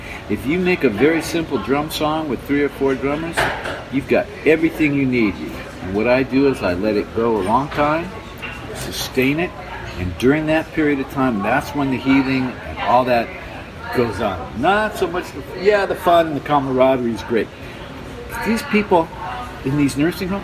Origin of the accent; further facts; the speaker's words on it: Detroit, Michigan, United States; I'm from Detroit